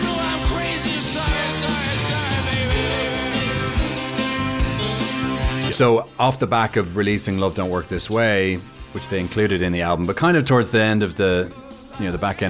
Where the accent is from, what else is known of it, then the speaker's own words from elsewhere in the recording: Dublin, Leinster, Ireland; moved away as an adult; also born or lived in London; now in United States; I was born and bred in Dublin.